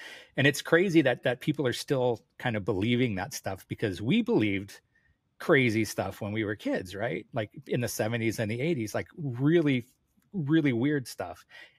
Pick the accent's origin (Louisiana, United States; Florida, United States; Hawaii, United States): Hawaii, United States; I grew up in Hawaii